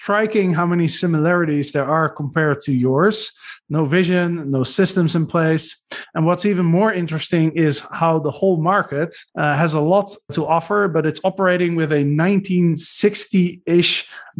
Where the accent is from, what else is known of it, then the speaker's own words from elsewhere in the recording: Arnhem, Gelderland, Netherlands; I grew up in Arnhem